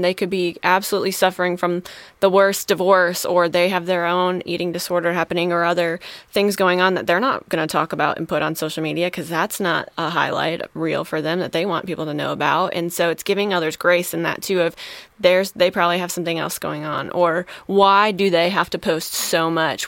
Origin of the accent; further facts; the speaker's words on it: Wisconsin, United States; moved away; I'm originally from Wisconsin